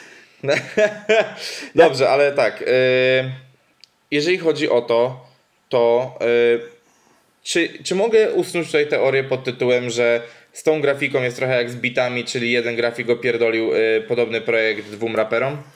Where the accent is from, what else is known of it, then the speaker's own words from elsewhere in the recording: Łódź Voivodeship, Poland; moved away; ja pochodzę z Podłodzi